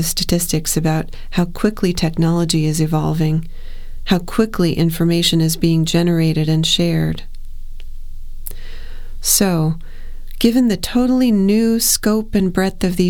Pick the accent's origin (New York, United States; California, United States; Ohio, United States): Ohio, United States; I'm from Ohio